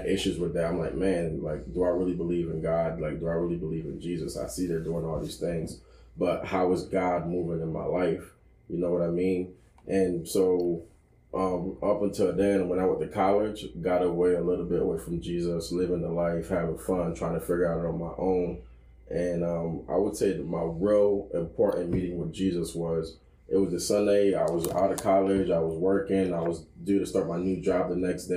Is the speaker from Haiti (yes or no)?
yes; Haiti; I'm from Haiti, and Haiti is a very strong Christian base